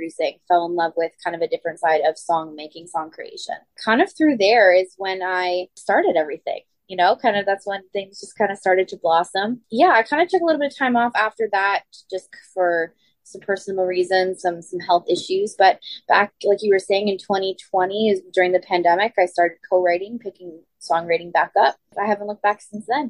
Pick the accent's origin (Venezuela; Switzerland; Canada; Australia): Canada; Ottawa, Ontario; my hometown here in Ottawa